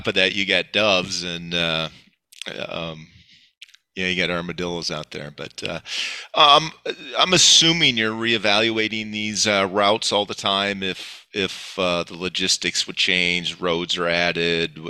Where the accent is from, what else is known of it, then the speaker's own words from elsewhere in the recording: Northeast Iowa, United States; as I grew up in Northeast Iowa